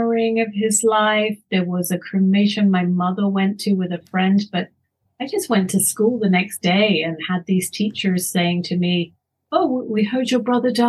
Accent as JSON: {"language": "English", "region": "London", "country": "United Kingdom", "tie": "born or raised there", "also_born_or_lived": "Canada", "moved": "yes", "lives_now": "Colorado, United States", "said": "I grew up in London, and my mother wanted to be close to her parents"}